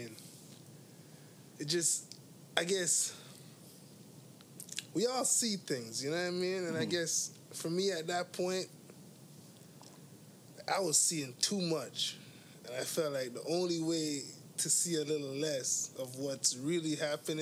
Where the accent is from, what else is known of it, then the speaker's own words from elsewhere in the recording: Toronto, Ontario, Canada; I grew up on Western Road in Eglinton area